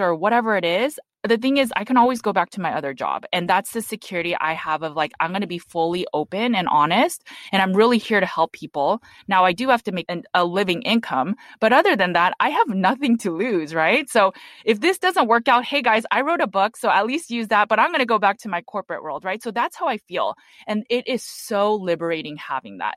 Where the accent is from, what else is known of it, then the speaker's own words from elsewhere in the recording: Los Angeles, California, United States; I was born and raised in Los Angeles, California